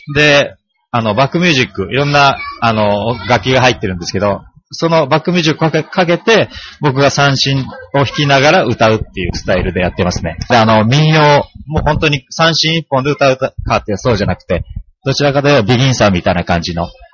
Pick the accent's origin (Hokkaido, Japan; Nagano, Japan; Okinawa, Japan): Okinawa, Japan; moved away as an adult; also born or lived in Setagaya, Tokyo; now in Tokyo, Japan; 沖縄いる時